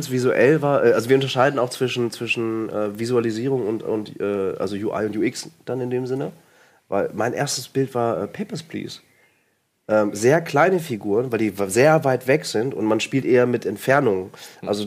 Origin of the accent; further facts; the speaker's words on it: Lipperland, North Rhine-Westphalia, Germany; aus dem Blipperland.